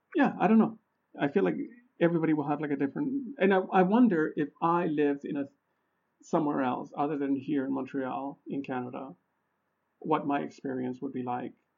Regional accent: Honduras; moved away; I'm originally from Honduras, right? And I get like little snips, snippets of information from family about what's going on over there

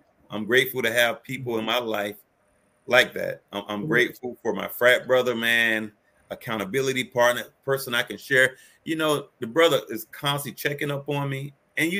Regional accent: Miami, Florida, United States; now in Indianapolis, United States; I'm from Miami, Florida

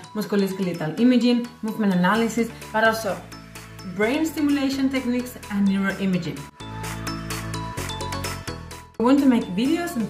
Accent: Spain; moved away as an adult; now in Switzerland; I am from Spain and I'm currently working in Switzerland

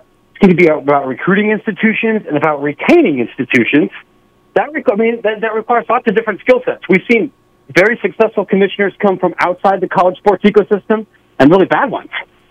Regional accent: Ohio, United States; I grew up in Ohio

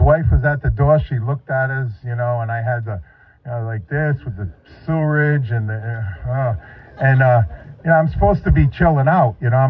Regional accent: Northeast, United States; Now, he lived in the Carolinas. I was from the Northeast. I took an 18-hour bus ride

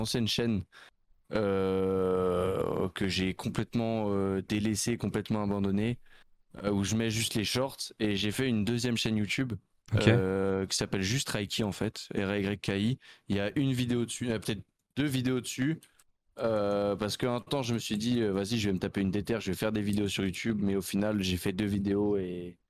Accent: Nyon, Vaud, Switzerland; Je viens du canton de Vaud. Je suis du canton de Vaud vers aux alentours de Nyon

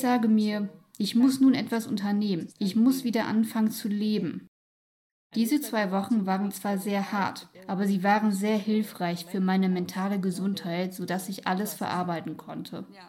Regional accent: Ukraine; German is a second language; moved away as an adult; now in Bucharest, Romania; ich bin eine Mischung aus der ukrainischen Kultur gemischt mit der Kultur meiner Heimatstadt. Es ist dort nämlich noch etwas anders als im Rest der Ukraine. Es ist eine Küstenstadt

